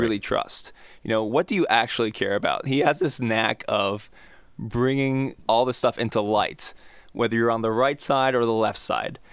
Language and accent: English; United States; I'm an American